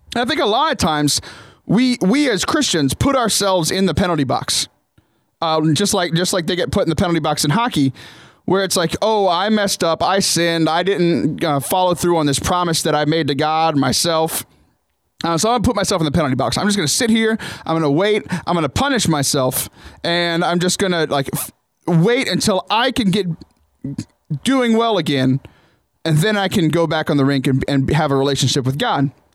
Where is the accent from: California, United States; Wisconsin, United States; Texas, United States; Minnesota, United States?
Texas, United States; Southern; also born or lived in Ohio; I grew up in Southern Texas